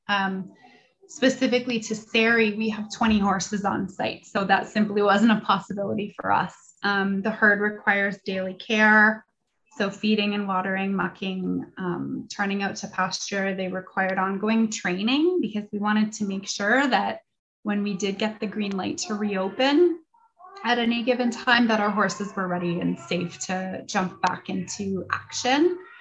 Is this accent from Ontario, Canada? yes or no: yes; London, Ontario, Canada; I was born and raised in London myself